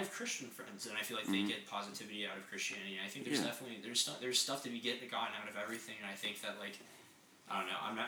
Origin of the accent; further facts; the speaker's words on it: Apex, North Carolina, United States; I was from Apex